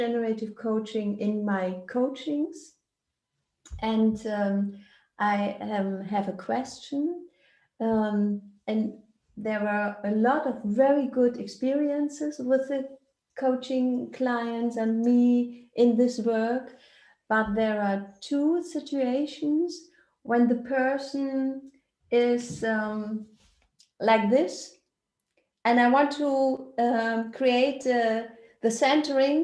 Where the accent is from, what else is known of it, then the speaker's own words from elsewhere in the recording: Germany; English is a second language; I come from Germany